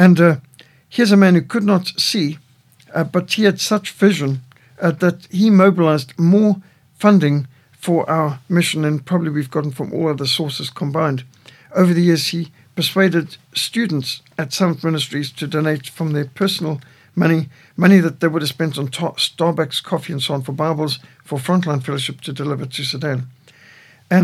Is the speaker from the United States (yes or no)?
no; South Africa; I'm from South Africa